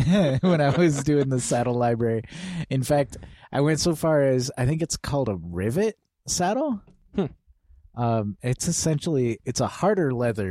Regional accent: Midwest, United States; I grew up in the Midwest where you kind of do things a certain way or else you're branded a weirdo for the rest of your life.

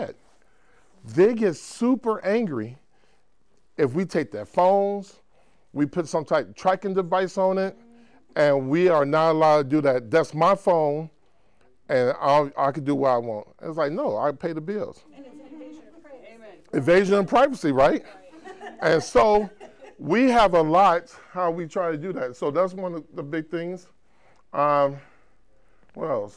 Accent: Chicago, Illinois, United States; moved away as an adult; now in Spokane, United States; born and raised in Chicago, moved to Spokane a few years ago

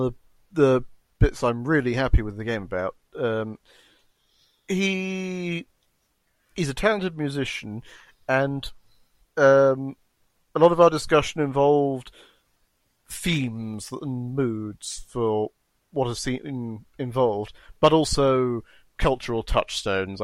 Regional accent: Kenya; I was born in Kenya

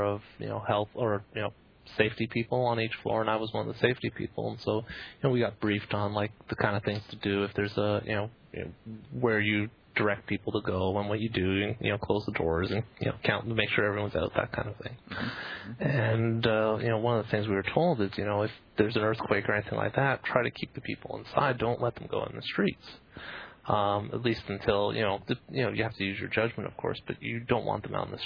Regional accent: Canada; now in Bay Area, United States; being Canadian

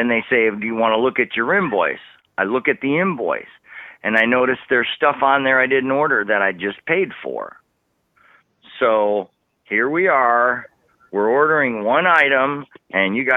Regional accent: Wisconsin, United States; accent: northern; now in Texas, United States; I'm from the Midwest. I'm from Wisconsin, but I live in Texas

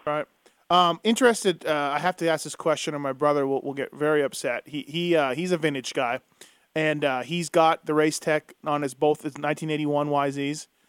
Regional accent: Canada; I grew up in Canada just as a kid, just reading the magazines

